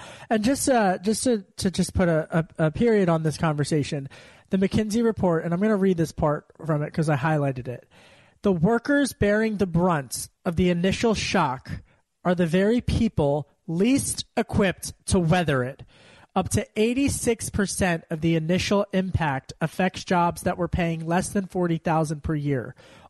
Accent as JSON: {"language": "English", "region": "Pennsylvania", "country": "United States", "tie": "born or raised there", "said": "You know, when I was a kid growing up in Delco, my dad at the dinner table, he would always have one stat that he heard."}